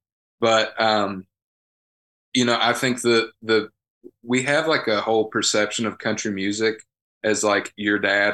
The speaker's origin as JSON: {"language": "English", "region": "the South", "country": "United States", "tie": "born there", "said": "Country is my favorite, and that's not because I was born in the South."}